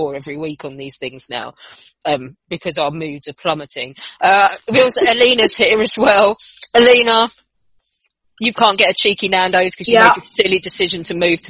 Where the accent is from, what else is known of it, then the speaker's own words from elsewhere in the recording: United Kingdom; we are British